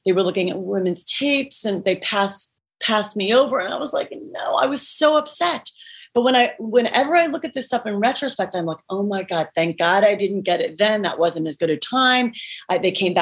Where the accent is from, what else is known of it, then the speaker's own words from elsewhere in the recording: Cleveland, Ohio, United States; moved away as an adult; now in Los Angeles, United States; people that I grew up with in Cleveland, Ohio